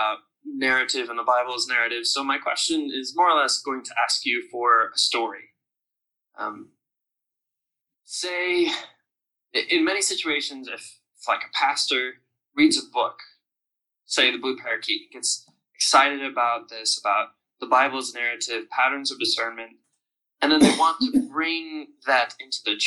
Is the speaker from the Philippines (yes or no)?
no; the Midwest of the U.S., United States; moved away as an adult; also born or lived in Virgin Islands; now in Netherlands; I was born and raised in the Midwest of the U.S.